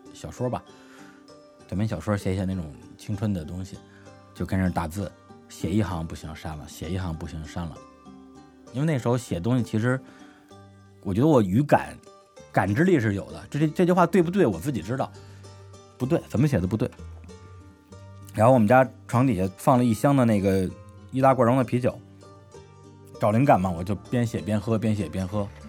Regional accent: Beijing, China; 我的故乡就在北京市门头沟区清水镇达摩庄村

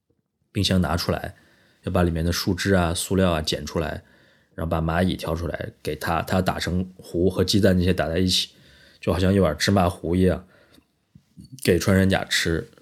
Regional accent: northern China, China; moved away as an adult; now in Guangzhou, China; 我是北方人，我在北方生活的过程中，我从来没有听说过有谁要吃穿山甲，或者是呃完全没有这方面的任何知识。呃，但是我已经在广州生活六年了

